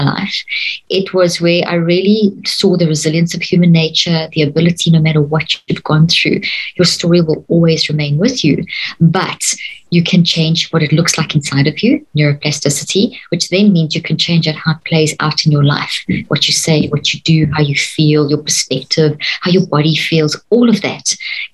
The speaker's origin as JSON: {"language": "English", "country": "South Africa", "tie": "born or raised there", "said": "growing up in South Africa, in the apartheid system"}